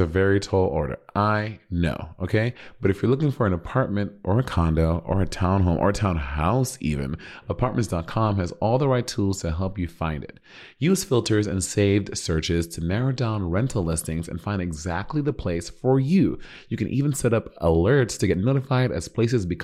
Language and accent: English; New York City, New York, United States; I'm from Brooklyn